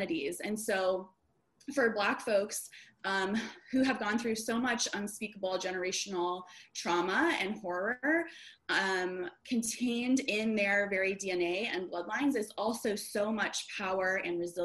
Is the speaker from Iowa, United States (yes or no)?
yes; Des Moines, Iowa, United States; also born or lived in Chicago suburbs, Illinois; now in Chicago, United States; I grew up in Des Moines, Iowa, suburbs of Des Moines, Iowa